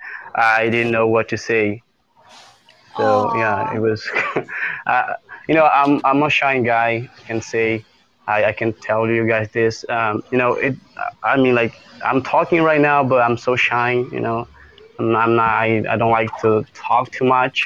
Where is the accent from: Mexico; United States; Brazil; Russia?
Brazil; I'm from Brazil